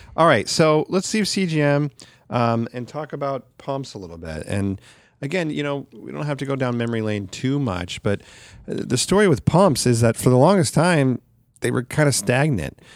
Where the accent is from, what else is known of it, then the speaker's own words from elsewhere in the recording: Sacramento, California, United States; this one in Sacramento, which is my hometown